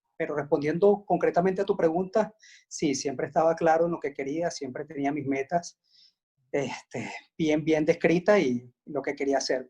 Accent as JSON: {"language": "Spanish", "town": "Caracas", "region": "Capital District", "country": "Venezuela", "tie": "born or raised there", "said": "yo nací en Caracas"}